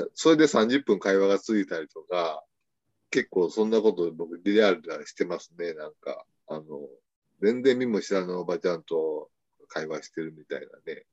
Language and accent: Japanese; Higashiosaka, Osaka, Japan; 僕自身は生まれ育ちは大阪です